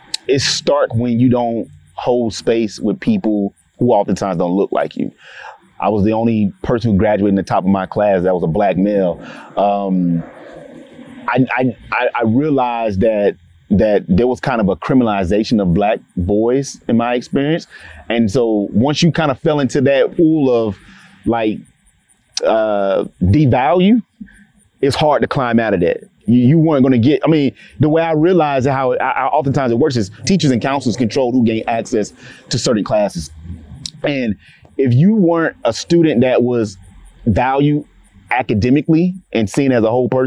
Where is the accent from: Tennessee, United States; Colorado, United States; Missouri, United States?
Tennessee, United States; Clarksville; growing up in Clarksville, particularly as a Black male in education